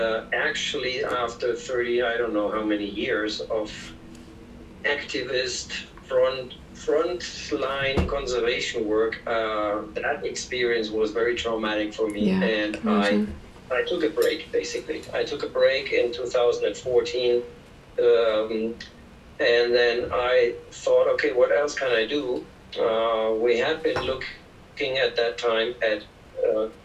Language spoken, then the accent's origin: English; Germany; moved away as an adult; now in Peru; I'm German, first of all, and mm-hmm. I was born in Germany, and I lived in Germany until I was 30 years.